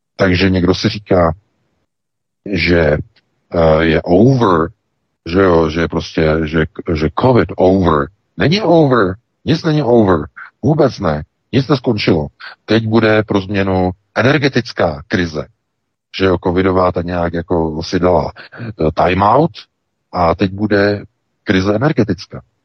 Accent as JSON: {"language": "Czech", "country": "Czechia"}